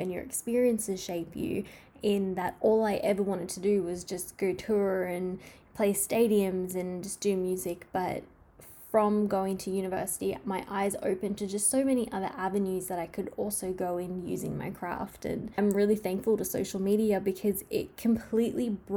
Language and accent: English; Australia; I love Australia so much. It is my home country and my favorite country in the world